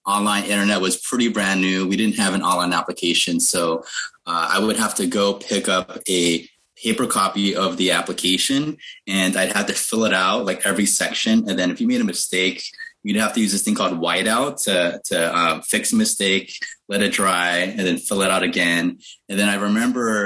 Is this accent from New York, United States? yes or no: no; California, United States; I'm from California